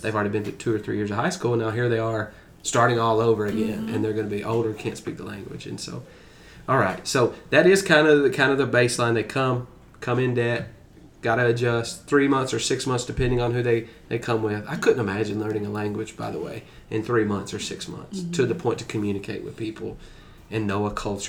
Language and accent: English; United States; as an American person, as a person who's comfortable in the culture